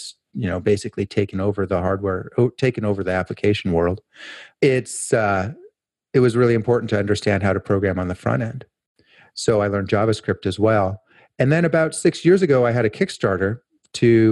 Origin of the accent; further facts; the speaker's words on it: Portland, Oregon, United States; my hometown, which is Portland, Oregon.